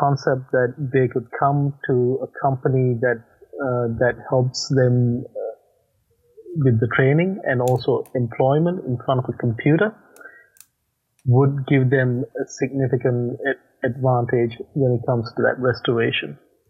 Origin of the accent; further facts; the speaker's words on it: Australia; accent: hybrid accent; moved away; As you can probably note from my accent, I'm not from the US, so my home country is Australia, but I left Australia about probably 11 years ago, and hence I got a hybrid accent that merges a few different countries together.